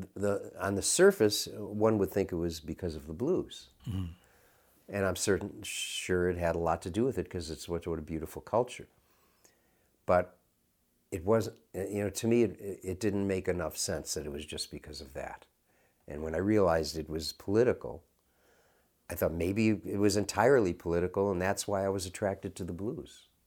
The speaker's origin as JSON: {"language": "English", "town": "Chicago", "region": "Illinois", "country": "United States", "tie": "born or raised there", "also_born_or_lived": "San Francisco", "said": "when I was growing up in Chicago"}